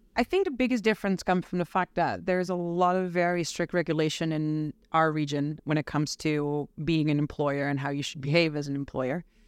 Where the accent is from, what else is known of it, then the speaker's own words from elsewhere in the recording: Netherlands; moved away as an adult; also born or lived in United States; now in London, United Kingdom; I'm from the Netherlands. I moved to London five and a half months ago